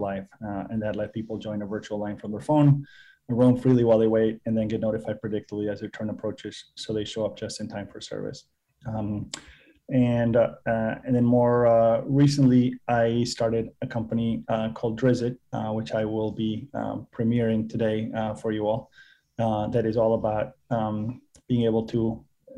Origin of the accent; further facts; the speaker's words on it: Argentina; moved away as an adult; also born or lived in Massachusetts / California; I was born and raised in Argentina